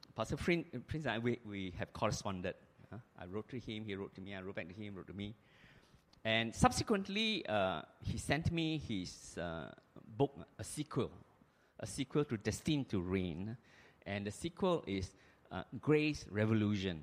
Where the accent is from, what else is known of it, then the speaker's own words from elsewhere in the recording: Singapore; I'm a Singaporean